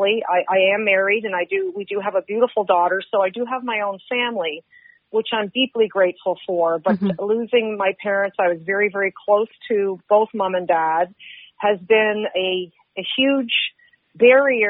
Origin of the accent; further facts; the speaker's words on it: Halifax, Nova Scotia, Canada; I grew up in Purcell's Cove, which is a little community just outside the edge of Halifax